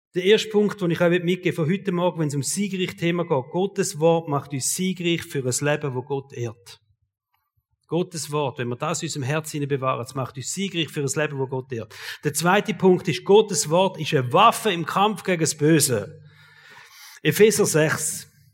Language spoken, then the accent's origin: German; Switzerland; Als Schweizer